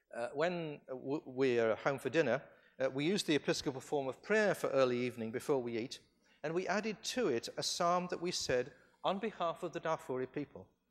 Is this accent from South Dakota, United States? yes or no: no; California, United States; I come from California